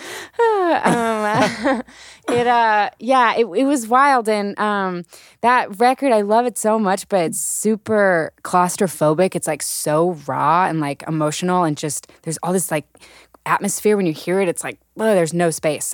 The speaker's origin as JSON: {"language": "English", "town": "Birmingham", "region": "Alabama", "country": "United States", "tie": "born or raised there", "moved": "yes", "said": "Allison and I, so we grew up in Birmingham"}